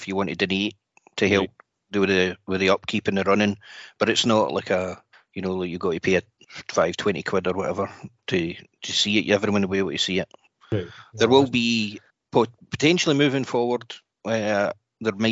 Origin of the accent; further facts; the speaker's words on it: Glasgow, Scotland, United Kingdom; moved away as an adult; now in Leeds, United Kingdom; I'm from Glasgow, but I moved to Leeds in 2004 with work